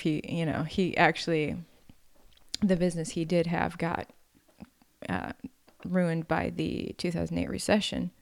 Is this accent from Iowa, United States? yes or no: no; Wisconsin, United States; moved away; growing up country poverty in Wisconsin